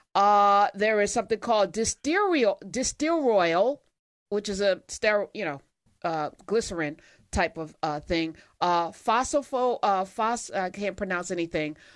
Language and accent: English; East Orange, New Jersey, United States; my hometown of East Orange